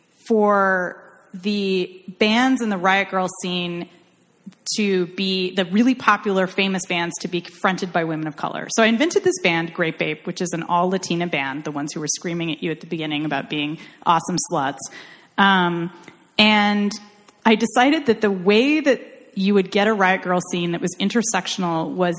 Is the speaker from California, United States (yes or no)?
yes; Irvine, California, United States; I'm from Irvine.